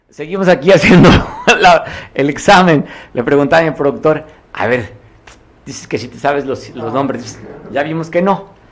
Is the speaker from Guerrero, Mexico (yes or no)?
yes; Guerrero, Mexico; lo que somos como guerrerenses